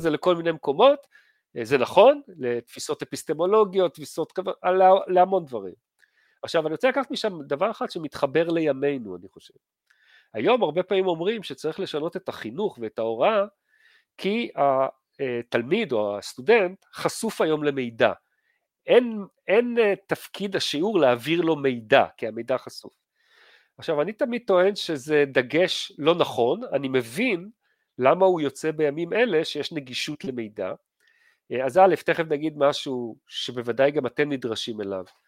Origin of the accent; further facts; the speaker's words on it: Givatayim, Tel Aviv District, Israel; אני התחנכתי בגבעתיים